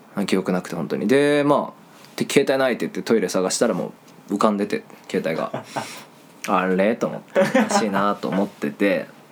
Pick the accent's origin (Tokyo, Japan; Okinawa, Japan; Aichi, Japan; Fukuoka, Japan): Fukuoka, Japan; Kitakyushu; 俺北九州の人間